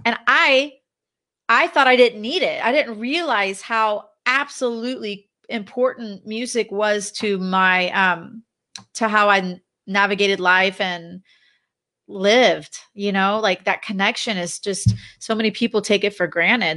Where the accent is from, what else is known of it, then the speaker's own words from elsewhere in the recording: Dallas, Texas, United States; moved away as an adult; also born or lived in Los Angeles, California; my husband and I relocated back to my hometown of Dallas, Texas.